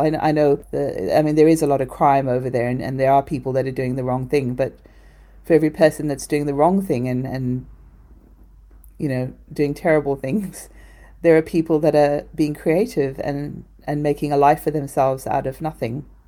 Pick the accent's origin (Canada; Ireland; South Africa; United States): South Africa; moved away; I was born in South Africa, and sustainability is just a way of life there